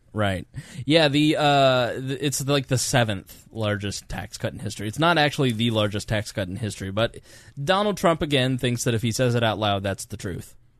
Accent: United States; I am proud to be an American and I'm glad that I am American

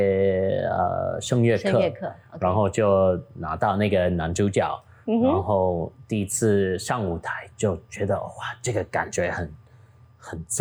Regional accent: Taitung County, Taiwan; 因为哦，咱咱是台东人，所以，you know，我爸爸、我阿公阿妈拢伫日本嗯读册

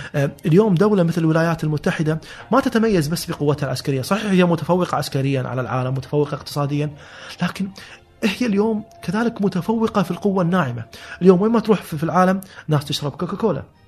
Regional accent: Kuwait City, Kuwait; هذه كانت مراتع جدي واجدادي كلهم من 300 سنه كانت كانوا ساكنين ببيوت طينيه موجوده بهالمنطقه

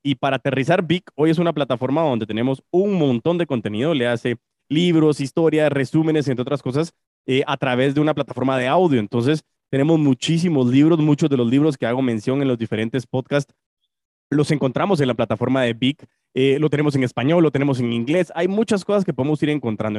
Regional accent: Guatemala; Chapín, como guatemalteco

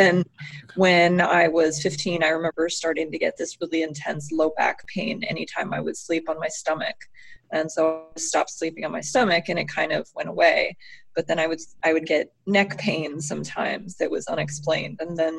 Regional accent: California, United States; also born or lived in Montana; now in Minnesota, United States; I am originally from California. I lived in Montana. I live in Minnesota now.

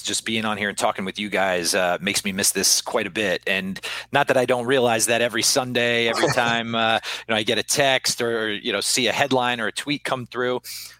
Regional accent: East Coast, United States; moved away as an adult; now in Indiana, United States

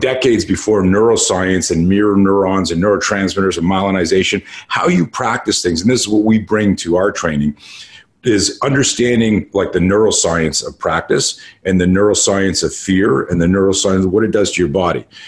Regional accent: Montreal, Quebec, Canada; now in United States; I grew up in Canada and uh, uh, in Montreal

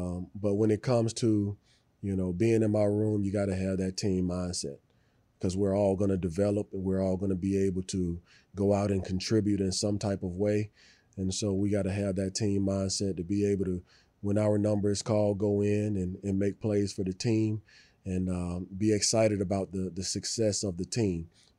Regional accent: Birmingham, Alabama, United States; I'm from Birmingham, Alabama, you know. As soon as you're born, they put a football in your hand

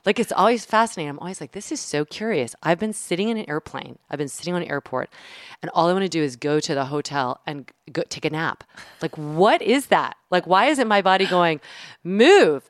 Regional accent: the South, United States; I'm from the South

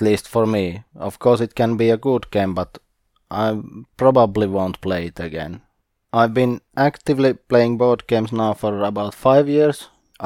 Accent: Eastern Finland, Finland; I am from Eastern Finland

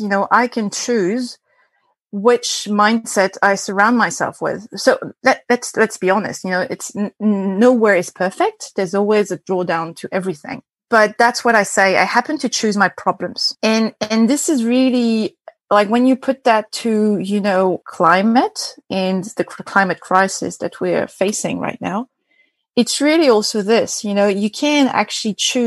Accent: France; accent: French; English is a second language; also born or lived in China; now in New Zealand; I've got a weird accent, and it's not a Kiwi accent. It's a French accent

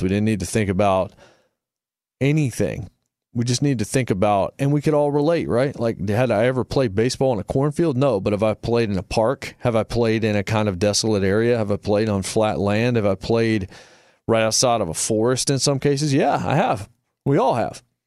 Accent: Martinsville, Virginia, United States; I grew up in Martinsville, Virginia, a very small town.

